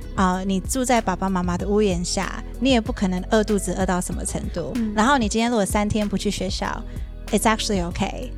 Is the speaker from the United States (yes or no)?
yes; Virginia, United States; moved away as an adult; also born or lived in New York; now in Taiwan; 我在纽约出生，嗯。然后我在 Virginia 长大，嗯。然后我十八岁来台湾